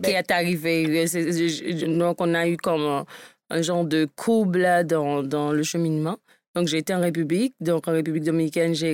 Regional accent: Cap-Haïtien, Nord, Haiti; moved away as an adult; Moi, je suis née en Haïti. OK. Et j'ai vécu en Haïti dans la deuxième ville, au Cap-Haïtien. OK. Jusqu'à l'âge de 19 ans.

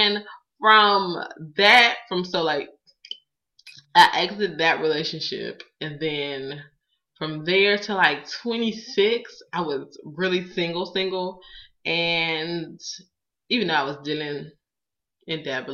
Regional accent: Palm Beach County, Florida, United States; moved away; I'm not from Georgia. I'm really from Florida. I'm really from Palm Beach County

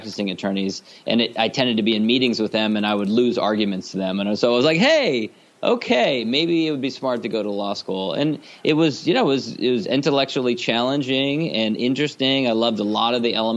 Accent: Los Angeles, California, United States; as a kid, I grew up in Los Angeles

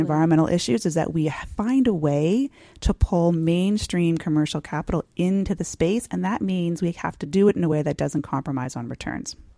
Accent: San Diego, California, United States; I grew up in San Diego

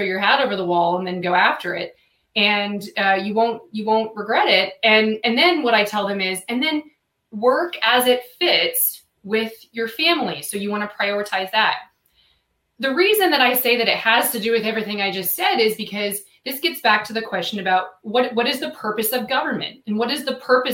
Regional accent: United States; I'm an American

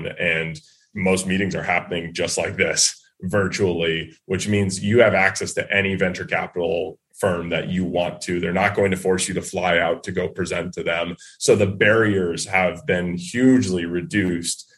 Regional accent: New England, United States; growing up in New England

